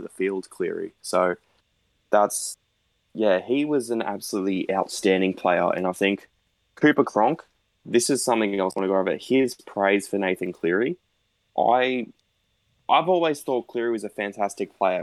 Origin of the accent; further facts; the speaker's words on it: Townsville, Queensland, Australia; I'm from Crown Townsville